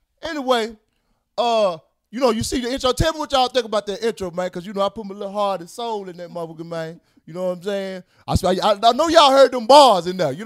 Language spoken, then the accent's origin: English; the South, United States; now in California, United States; I'm from the South